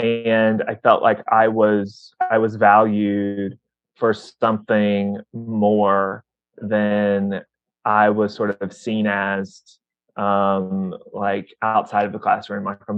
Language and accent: English; the South, United States; I was very much a nerdy guy growing up in the South